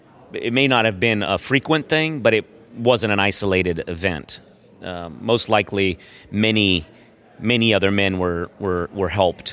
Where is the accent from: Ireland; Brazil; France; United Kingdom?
Brazil; I grew up I'm originally from Brazil, South America, and I went to an American high school in Brazil